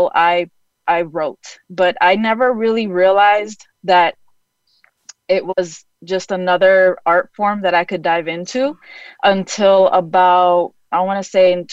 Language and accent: English; New York, United States; also born or lived in Florida / Honduras; now in Chicago, United States; I'm a transplant. I'm originally from New York.